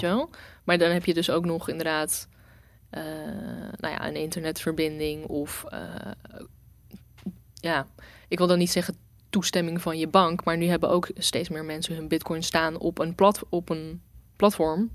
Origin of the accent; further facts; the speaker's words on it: Rotterdam, South Holland, Netherlands; ik ben Rotterdammer. Ik ben hier geboren. Ik ben hier grotendeels opgegroeid.